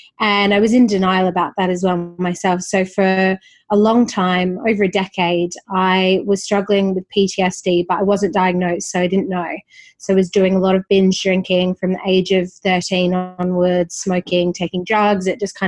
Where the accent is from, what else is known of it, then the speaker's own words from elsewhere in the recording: Perth, Western Australia, Australia; also born or lived in Sydney; I grew up in Perth. I lived 6 years in Sydney from 19 to 25.